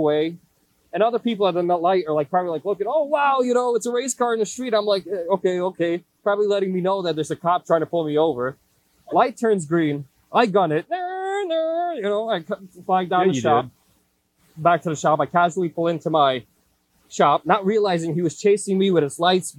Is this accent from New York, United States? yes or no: yes; New York City, New York, United States; also born or lived in Queens; I grew up in Brooklyn